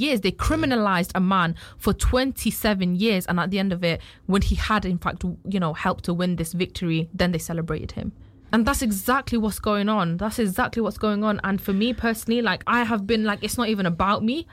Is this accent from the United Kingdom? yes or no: yes; United Kingdom; as a British citizen